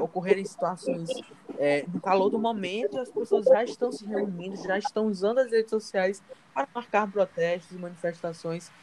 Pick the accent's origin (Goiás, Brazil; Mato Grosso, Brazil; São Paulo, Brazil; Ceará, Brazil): Ceará, Brazil; Fortaleza; sou natural daqui de Fortaleza